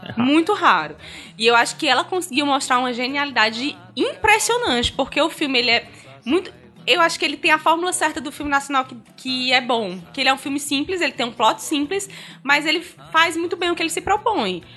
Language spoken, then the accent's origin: Portuguese; Northeast Region, Brazil; como a gente é nordestino